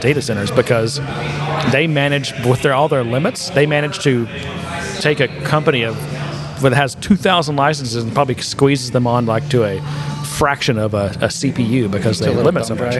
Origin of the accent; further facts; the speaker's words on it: Texas, United States; moved away; also born or lived in Ohio; I'm from Texas, and we have horses